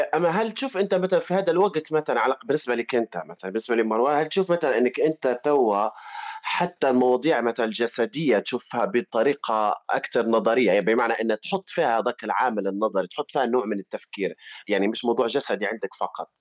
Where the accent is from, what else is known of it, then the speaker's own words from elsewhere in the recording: Libya; moved away as an adult; أنا طلعت من ليبيا كان عمري عشرين، واحد وعشرين سنة